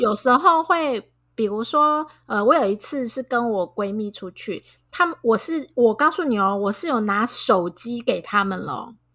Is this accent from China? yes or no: no; Taiwan; 我们台湾人